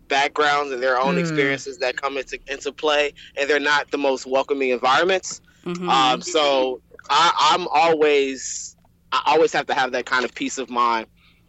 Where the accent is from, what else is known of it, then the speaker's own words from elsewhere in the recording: Chicago, Illinois, United States; moved away as an adult; also born or lived in Washington, District of Columbia, United States / Tuskegee, Alabama / New York / San Francisco; I'm from Chicago, born and raised, and I went to school in DC.